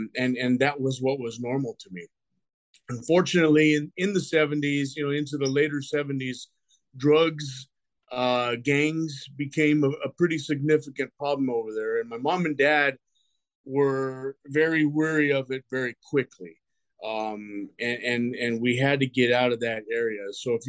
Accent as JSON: {"language": "English", "region": "Colorado", "country": "United States", "tie": "born or raised there", "also_born_or_lived": "Montebello, California", "moved": "as an adult", "said": "I'm grateful that I grew up in Colorado, because I think had we stayed"}